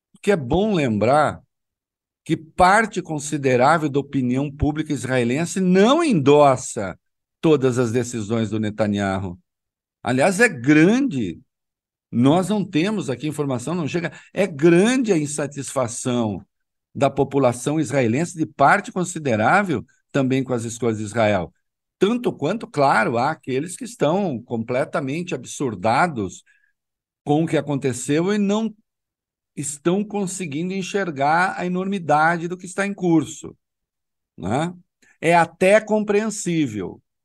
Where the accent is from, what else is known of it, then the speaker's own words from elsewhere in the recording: Brazil; eu sou brasileiro